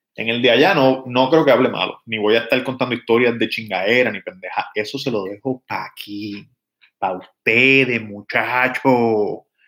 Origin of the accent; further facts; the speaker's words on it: Levittown, Toa Baja, Puerto Rico; Cuando yo nací, eh, vivíamos en el condominio Lagos del Norte, en Levitown